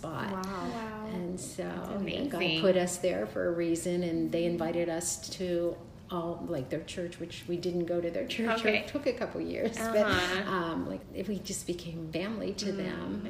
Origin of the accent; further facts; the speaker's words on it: Pittsburgh, Pennsylvania, United States; we're both born and raised in Pittsburgh, Pennsylvania